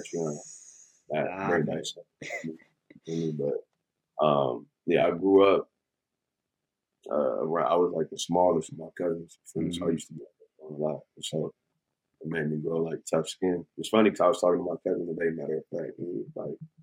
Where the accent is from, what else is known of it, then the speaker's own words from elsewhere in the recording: San Francisco, California, United States; I'm from Bayview. Born and raised there, worked there, everything